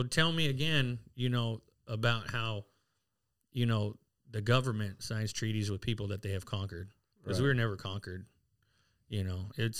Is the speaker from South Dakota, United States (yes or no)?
yes; Pine Ridge, South Dakota, United States; Like, I'm from Pine Ridge. I'm Lakota. I'm Oglala.